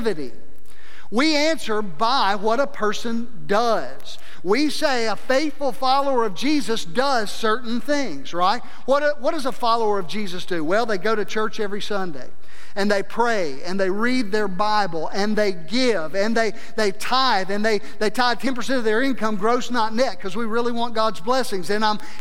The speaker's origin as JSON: {"language": "English", "region": "South Mississippi", "country": "United States", "tie": "born or raised there", "also_born_or_lived": "North Idaho", "moved": "as an adult", "said": "growing up in South Mississippi"}